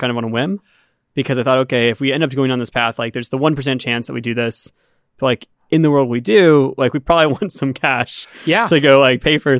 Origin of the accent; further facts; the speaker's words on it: Sonoma County, California, United States; I grew up in Sonoma County, and my friend's dad was the IT guy for O'Reilly.